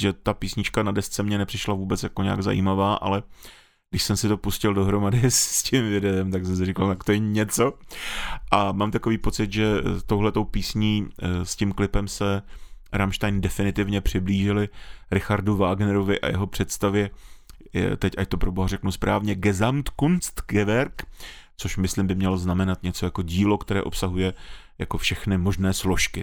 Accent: Czechia; jsme Češi

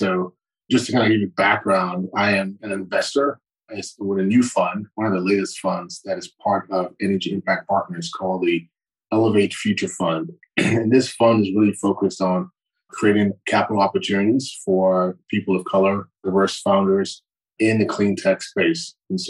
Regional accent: Morristown, New Jersey, United States; born there; Yeah, I was born in Morristown, New Jersey. And I say that I was raised in a lot of different places

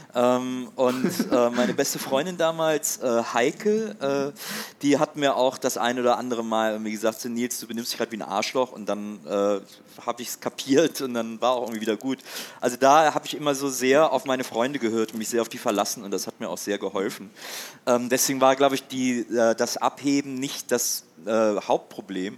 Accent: Wesseling, North Rhine-Westphalia, Germany; moved away as an adult; also born or lived in Cologne / Munich / Hamburg; now in Berlin, Germany; dann bin ich aber trotzdem noch in Wesseling, wo ich aufgewachsen bin

